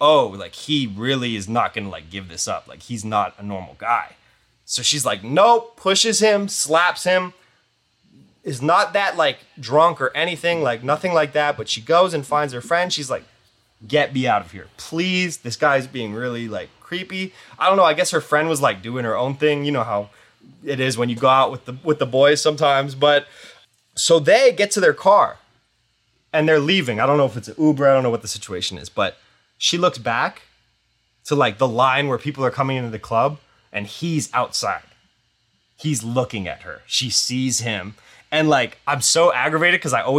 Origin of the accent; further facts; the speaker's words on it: East Coast, United States; We're from the East Coast